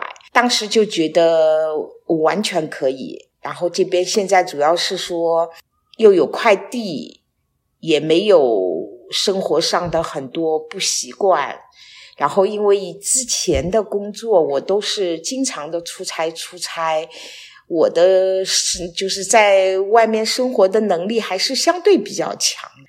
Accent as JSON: {"language": "Chinese", "region": "Shanghai", "country": "China", "moved": "as an adult", "lives_now": "Wuyishan, China", "said": "目前我跟我先生是。在武夷山生活，但是我是上海人，因为我退休之后就来到了武夷山"}